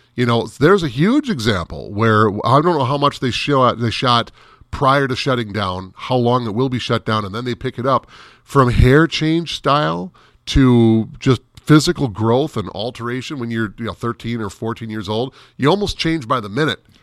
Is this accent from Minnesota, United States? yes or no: yes; Minneapolis–Saint Paul, Minnesota, United States; I grew up in the Twin Cities